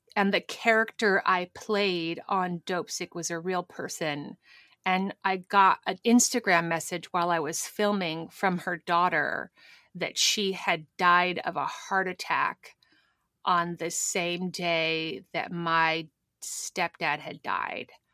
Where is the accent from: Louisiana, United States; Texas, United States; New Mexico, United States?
New Mexico, United States; Albuquerque; moved away; Better Call Saul, which shoots in my hometown